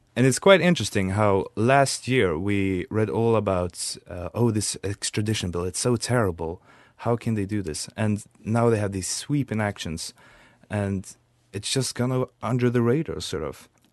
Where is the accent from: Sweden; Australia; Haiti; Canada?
Sweden; we Swedes